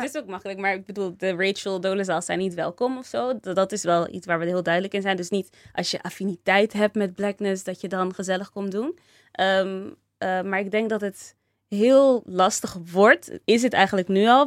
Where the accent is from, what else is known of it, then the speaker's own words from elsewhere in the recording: Rotterdam, South Holland, Netherlands; also born or lived in Delft; En ik ben in Rotterdam geboren en getogen. Toen ging ik verhuizen naar Delft.